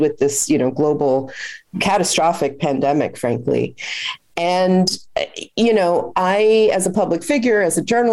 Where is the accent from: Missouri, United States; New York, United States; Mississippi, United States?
New York, United States; a New Yorker